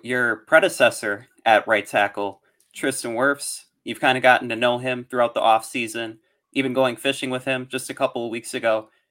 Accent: Wisconsin, United States; a fellow Wisconsinite myself

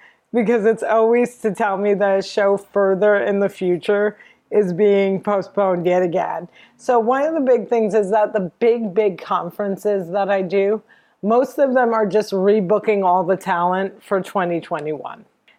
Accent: New Jersey, United States; I'm from Jersey. I hang out with my mom a lot. I'm Palestinian.

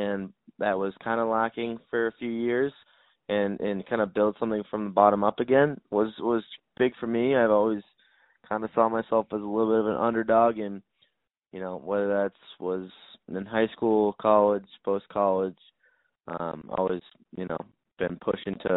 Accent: Duxbury, Massachusetts, United States; I grew up in Duxbury

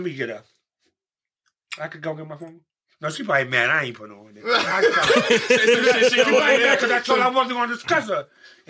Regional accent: New York City, New York, United States; I'm from Polaround.

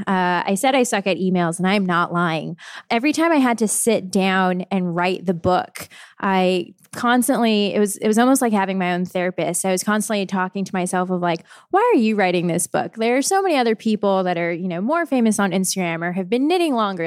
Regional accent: San Jose, California, United States; now in Portland, United States; I'm from San Jose, California. So right in the middle of the Bay Area.

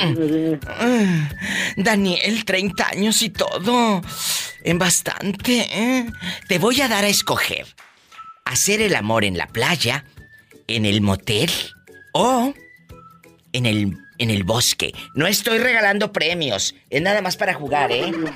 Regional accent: Matamoros, Tamaulipas, Mexico; yo soy de Matamoros

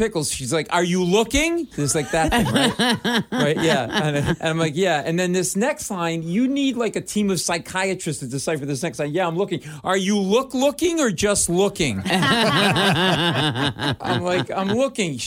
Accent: Providence, Rhode Island, United States; now in New York City, United States; I live in New York City, but I grew up in Providence, Rhode Island.

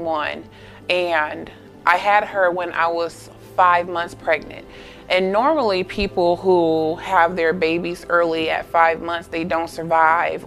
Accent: Augusta, Georgia, United States; I'm from Augusta, Georgia

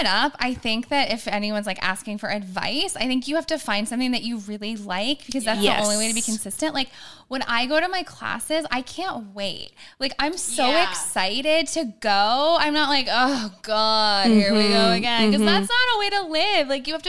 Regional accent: Midwest, United States; You know, like we're from the Midwest.

